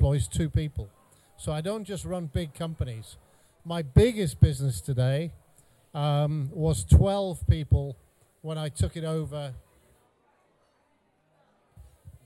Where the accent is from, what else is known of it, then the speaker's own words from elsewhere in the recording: North Wales, United Kingdom; moved away as an adult; also born or lived in Cheshire / Bradford; I grew up in North Wales.